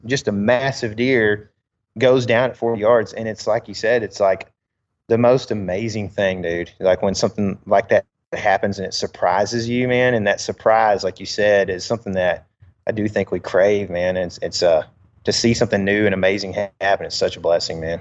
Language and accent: English; United States; as an American